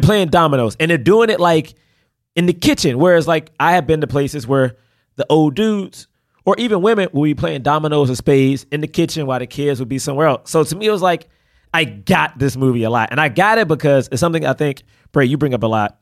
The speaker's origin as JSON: {"language": "English", "town": "Washington", "region": "District of Columbia", "country": "United States", "tie": "born or raised there", "moved": "yes", "said": "I grew up in Southeast DC"}